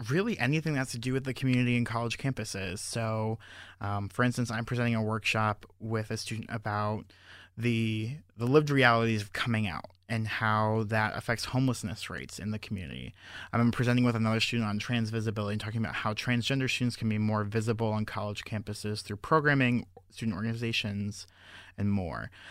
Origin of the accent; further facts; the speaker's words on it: Fort Lauderdale, Florida, United States; moved away as an adult; also born or lived in Georgia / Lake Worth, Florida; I'm originally from Fort Lauderdale, Florida